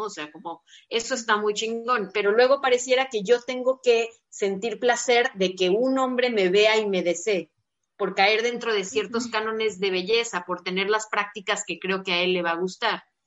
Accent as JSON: {"language": "Spanish", "town": "Guadalajara", "region": "Jalisco", "country": "Mexico", "tie": "born or raised there", "said": "yo soy de Guadalajara"}